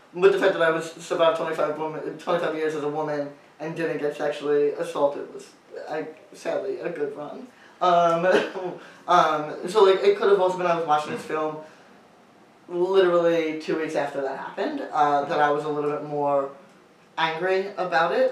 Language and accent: English; New York, United States; I grew up in New York